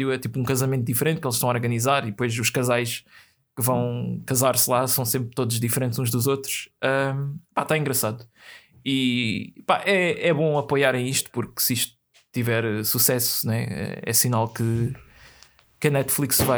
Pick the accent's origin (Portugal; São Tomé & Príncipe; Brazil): Portugal; Uh, parece que eu estou a descrever uma novela, né? ainda por cima sendo português.